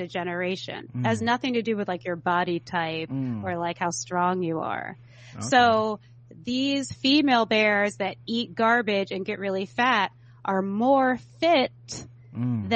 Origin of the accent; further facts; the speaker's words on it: San Francisco, California, United States; So I was born in San Francisco, like, in the city. San Francisco doesn't have an inner city anymore, but it did in the 80s. And so that's where I'm from. And so I grew up in the inner city